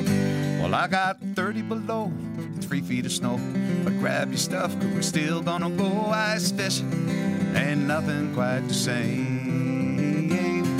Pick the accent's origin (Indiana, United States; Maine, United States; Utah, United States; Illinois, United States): Maine, United States; Lewiston; I grew up in Lewiston, Maine.